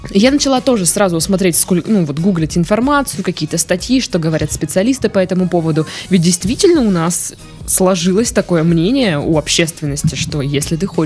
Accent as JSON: {"language": "Russian", "town": "Tomsk", "region": "Tomsk Oblast", "country": "Russia", "said": "А, я же частично из Томска."}